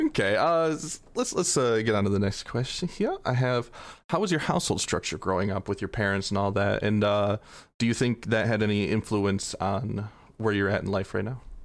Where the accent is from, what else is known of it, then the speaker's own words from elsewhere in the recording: Flint, Michigan, United States; I'm from Flint in Michigan